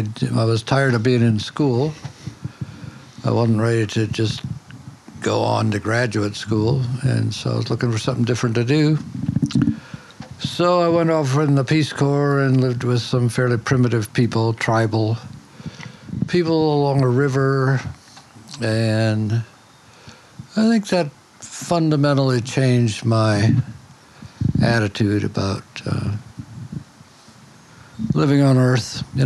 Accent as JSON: {"language": "English", "town": "Detroit", "region": "Michigan", "country": "United States", "tie": "born or raised there", "moved": "yes", "lives_now": "North Carolina, United States", "said": "No, I grew up in Detroit."}